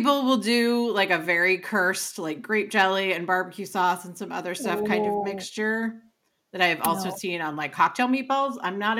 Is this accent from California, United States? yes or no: yes; California, United States; but I am too Californian and Southern bred for that. I can't do it. It's too cold.